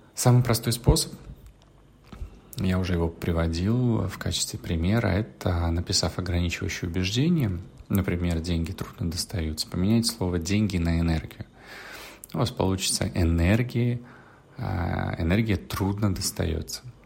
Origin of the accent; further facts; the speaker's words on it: Russia; из России, откуда я